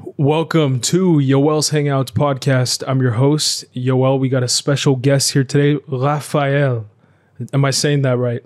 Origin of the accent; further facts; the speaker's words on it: United States; I grew up mainly in America